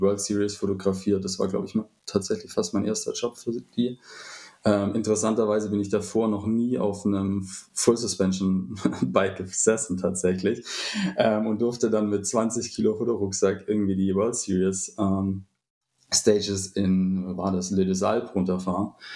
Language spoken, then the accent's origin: German; Stuttgart area, Baden-Württemberg, Germany; hier, wo ich herkomme, also so aus dem Raum Stuttgart